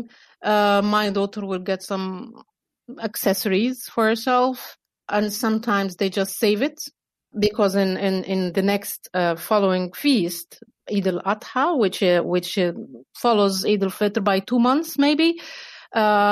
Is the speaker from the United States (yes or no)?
no; Egypt; moved away; also born or lived in Kuwait / Dubai / Qatar; I'm originally from Egypt, but I also lived in Kuwait, Dubai